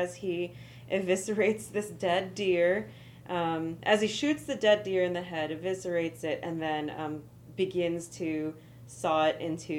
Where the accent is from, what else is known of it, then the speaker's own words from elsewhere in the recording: California, United States; I'm from California.